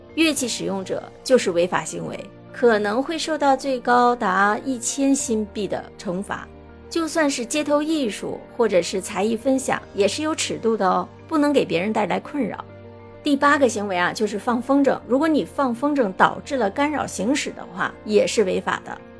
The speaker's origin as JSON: {"language": "Chinese", "country": "China", "moved": "yes", "lives_now": "Singapore", "said": "作为中国人"}